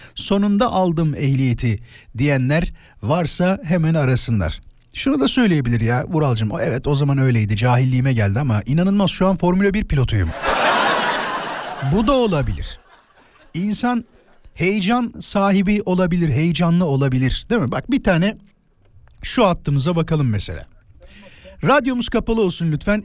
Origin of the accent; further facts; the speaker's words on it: İzmit, Kocaeli, Turkey; also born or lived in Isparta; Ben İzmitliyim.